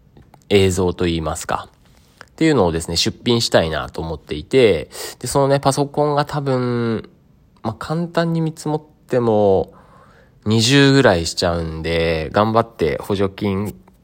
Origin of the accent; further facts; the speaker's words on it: Sado, Niigata, Japan; 僕の実家の佐渡ヶ島